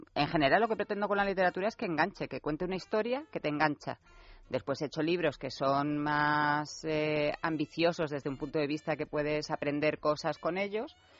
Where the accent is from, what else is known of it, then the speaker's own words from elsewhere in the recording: Marbella, Andalusia, Spain; also born or lived in Torremolinos; yo que me he criado en Marbella, porque yo soy de Torremolinos